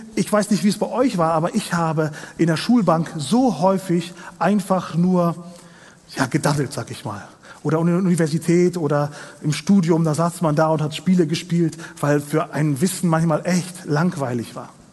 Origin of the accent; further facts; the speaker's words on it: Kazakhstan; moved away; ich komme aus Kasachstan, aus einer kleinen Provinz, ein bisschen weiter östlich von Deutschland.